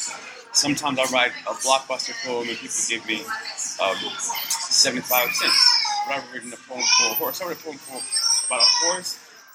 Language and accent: English; Washington, District of Columbia, United States; now in New Orleans, United States; I'm originally from Washington, D.C. But way in a lot of different places.